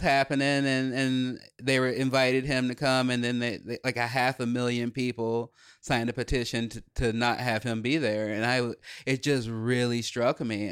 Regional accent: Chicago, Illinois, United States; we grew up in Chicago

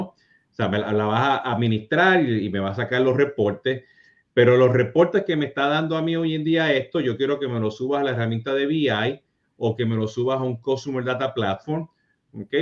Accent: Puerto Rico; yo siendo puertorriqueño

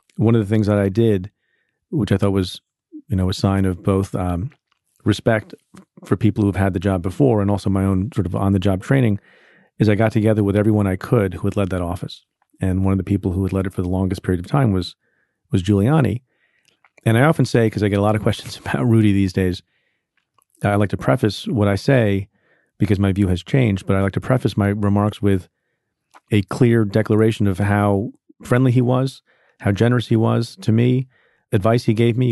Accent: New York, United States

